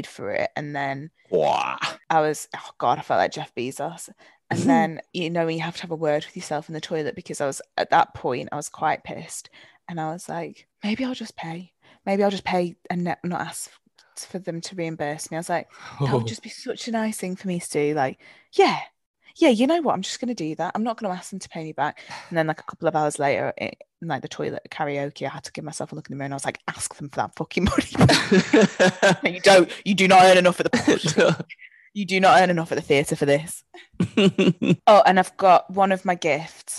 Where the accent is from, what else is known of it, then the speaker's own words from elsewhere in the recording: Preston, North West England, United Kingdom; I'm from Preston